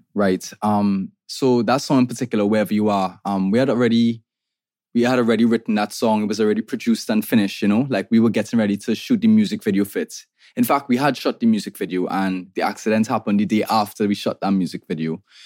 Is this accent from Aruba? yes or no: no; Trinidad & Tobago; I'm an artist from Trinidad and Tobago